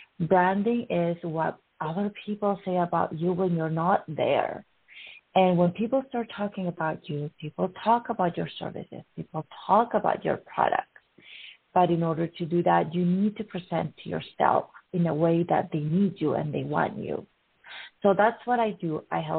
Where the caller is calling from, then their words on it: Edmonton, Alberta, Canada; I'm calling from Edmonton. I'm in my home base, Southwest, and we are in the western side of the Edmonton City.